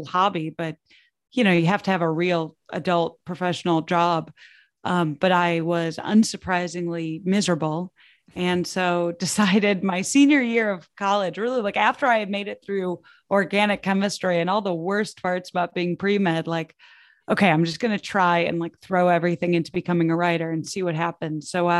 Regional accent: Midwest, United States; I never really thought that I would make it as an actual like writer just because I'm like from the Midwest and my parents are not in creative fields.

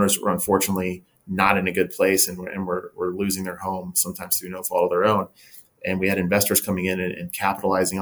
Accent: Cincinnati, Ohio, United States; moved away as an adult; now in Austin, United States; Tim Norris and I, when we started the company, we're both from Cincinnati.

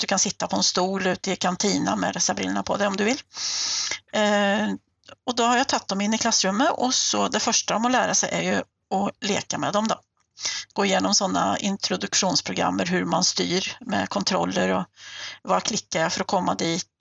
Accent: Sweden; moved away as an adult; now in Norway; Jag är ju svensk och numera också norsk eh, statsborgare. Jag har bott i Norge i 23 år

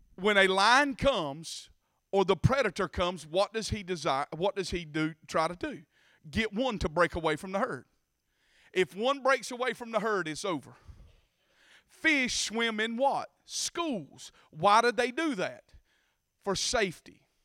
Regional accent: Bacon County, Georgia, United States; accent: country; I was raised in Bacon County

